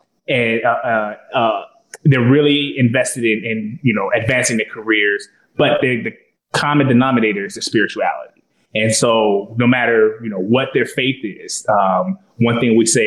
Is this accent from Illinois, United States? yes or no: yes; Chicago, Illinois, United States; moved away as an adult; now in Baltimore, United States; I'm from Chicago